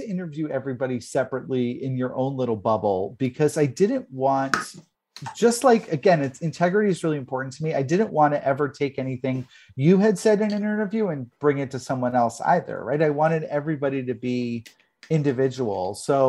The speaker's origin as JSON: {"language": "English", "region": "New York", "country": "United States", "said": "I'm a New Yorker. I love New York. I love New Jersey because of the fact that I'm Italian too."}